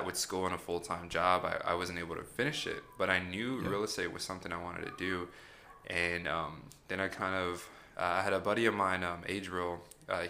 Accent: San Antonio, Texas, United States; Born and raised. I've been here my entire life

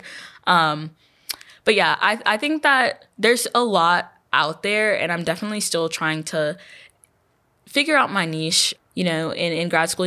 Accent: Houston, Texas, United States; moved away as an adult; now in Louisiana, United States; I'm from Houston

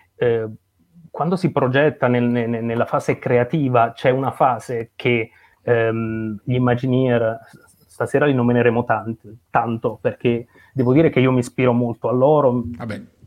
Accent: Potenza, Basilicata, Italy; io sono nato e cresciuto a Potenza, in Basilicata

